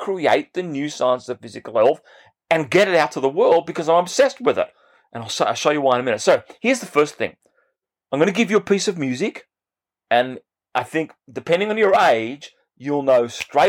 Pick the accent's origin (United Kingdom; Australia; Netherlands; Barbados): Australia; Bega, New South Wales; I grew up in this small country town in New South Wales in the state in Australia